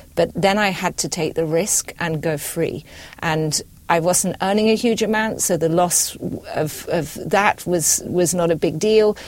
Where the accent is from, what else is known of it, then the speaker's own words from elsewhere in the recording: Scotland, United Kingdom; I'm British. I was brought up in Scotland.